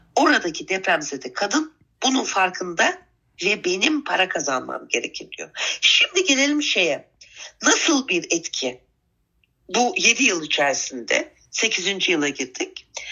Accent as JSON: {"language": "Turkish", "region": "Istanbul", "country": "Turkey", "tie": "born or raised there", "also_born_or_lived": "Adana"}